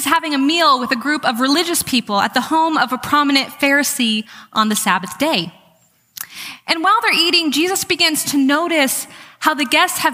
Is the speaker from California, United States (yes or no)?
yes; California, United States; I'm from California